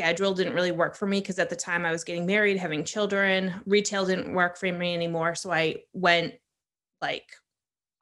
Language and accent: English; Maine, United States; moved away as an adult; also born or lived in Hawaii; I grew up in Maine